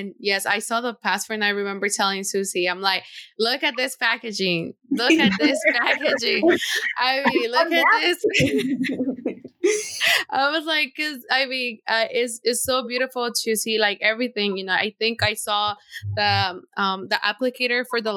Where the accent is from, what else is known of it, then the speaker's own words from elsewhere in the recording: Tegucigalpa, Francisco Morazán, Honduras; I'm from Tegucigalpa.